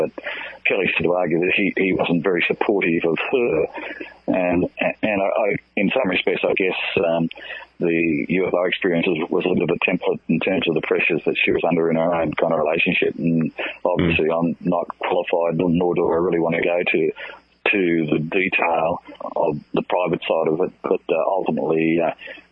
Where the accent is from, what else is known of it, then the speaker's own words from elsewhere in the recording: Grafton, New South Wales, Australia; my hometown of Grafton on the far north coast of New South Wales